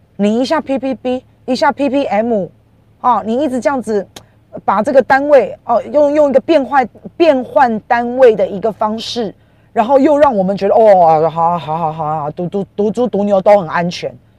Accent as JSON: {"language": "Chinese", "country": "Taiwan", "said": "因为我以前都讲我是台湾人，我是台湾人"}